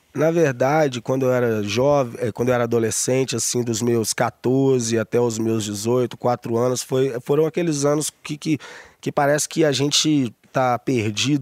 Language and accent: Portuguese; Santa Luzia, Minas Gerais, Brazil; also born or lived in Belo Horizonte / Vale do Jatobá, Barreiro; no hospital em BH e, e fui criado em Santa Luzia.